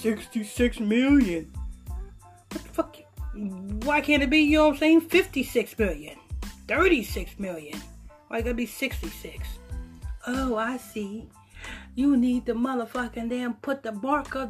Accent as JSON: {"language": "English", "town": "Huntington Station", "region": "New York", "country": "United States", "tie": "born or raised there", "said": "We grew up in Southside, Huntington Station"}